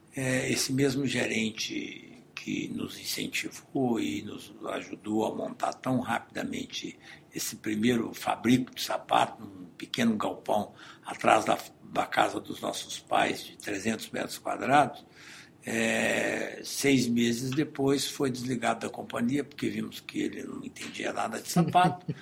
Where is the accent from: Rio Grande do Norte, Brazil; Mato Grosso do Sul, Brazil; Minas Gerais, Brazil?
Minas Gerais, Brazil; Nós somos mineiros